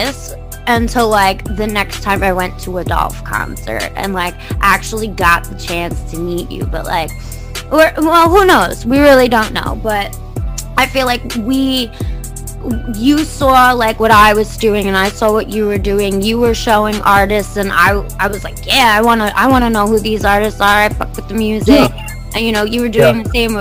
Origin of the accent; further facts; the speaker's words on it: Long Island, New York, United States; I'm from New York, I mean, ain't nothing good out here really, but the city. I'm on Long Island